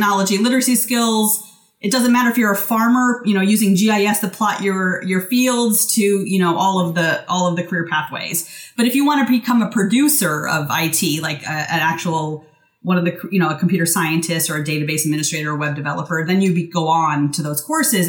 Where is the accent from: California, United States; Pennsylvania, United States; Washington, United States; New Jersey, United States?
Washington, United States; moved me back to Washington State, which is my home state